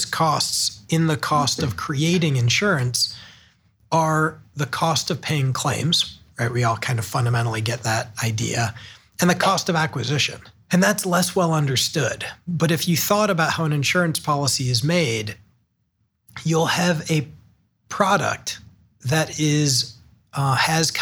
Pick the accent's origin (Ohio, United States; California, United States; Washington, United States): Ohio, United States; Hudson; also born or lived in Chicago / San Francisco; now in Cleveland, United States; I grew up in Hudson, Ohio, just outside of Akron. An Ohio kid all my life until in my working age